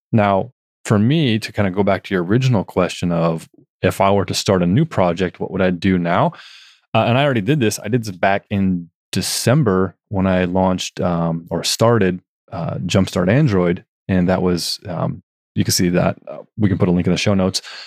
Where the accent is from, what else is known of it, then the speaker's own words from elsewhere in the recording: Northern California, United States; I grew up in Northern California, about three hours north of San Francisco